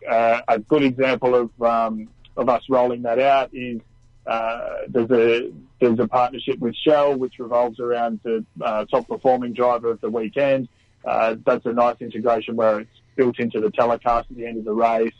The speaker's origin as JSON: {"language": "English", "town": "Newcastle", "region": "New South Wales", "country": "Australia", "tie": "born or raised there", "said": "I grew up in Newcastle, not too far at all from where the track is in town"}